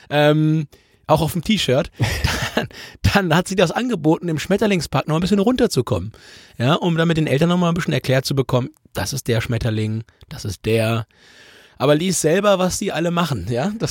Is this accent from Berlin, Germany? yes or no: no; North Rhine-Westphalia, Germany; wir kommen aus dem Ruhrgebiet